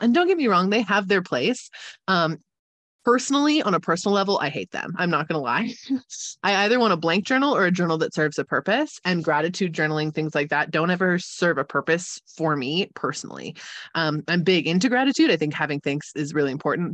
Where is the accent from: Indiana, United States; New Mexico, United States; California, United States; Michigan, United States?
California, United States; accent: Californian mixed with German influence; It's Californian mixed with a lot of really random German influence